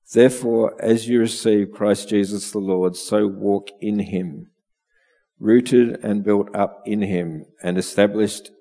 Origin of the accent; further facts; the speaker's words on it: Melbourne, Victoria, Australia; now in Bendigo, Australia; I grew up in Melbourne, although I would have liked to have grown up in the country